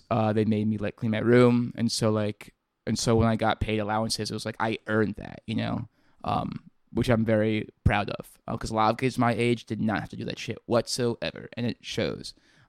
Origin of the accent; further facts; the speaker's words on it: Virginia, United States; I grew up in Virginia.